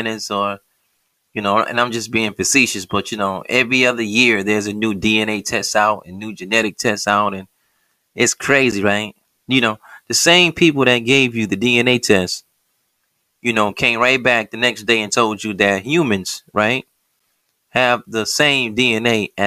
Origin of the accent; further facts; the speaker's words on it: United States; We're taught as American Negroes